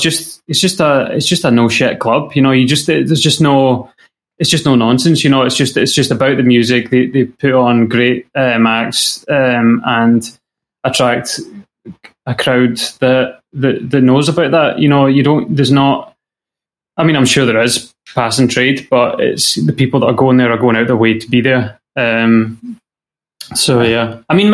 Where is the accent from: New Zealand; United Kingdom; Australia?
United Kingdom; Scotland; a kind of family proud association with being Scottish